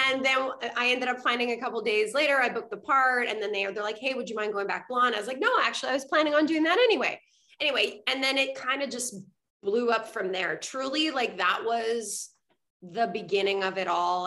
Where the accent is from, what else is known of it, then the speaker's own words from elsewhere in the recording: Montreal, Quebec, Canada; moved away as an adult; also born or lived in Vancouver; I'm originally from Montreal